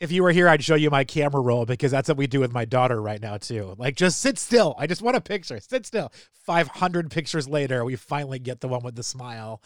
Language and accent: English; Salem, New Hampshire, United States; for high school, I, mean, I was uh, Salem High School in New Hampshire